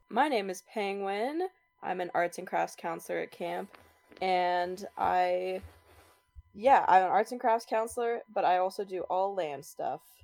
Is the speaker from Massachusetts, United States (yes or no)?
no; Utah, United States; I am from Utah